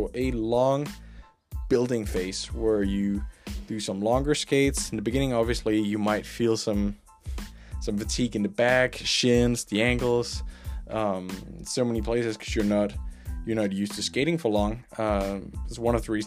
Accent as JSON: {"language": "English", "country": "Denmark", "tie": "born or raised there", "said": "I grew up in Denmark"}